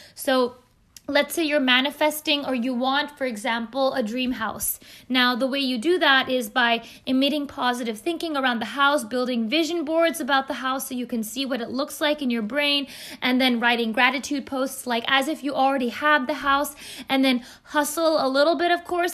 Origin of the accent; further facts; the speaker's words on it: Bay Area, California, United States; I'm an Indian American who's grown up in the Bay Area, in the beautiful California